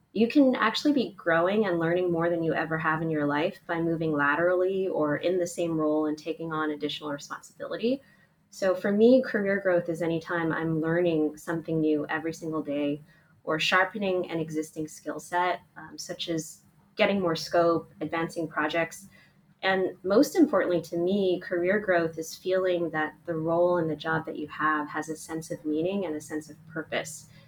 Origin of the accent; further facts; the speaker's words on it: Oakland, California, United States; I grew up in Oakland, California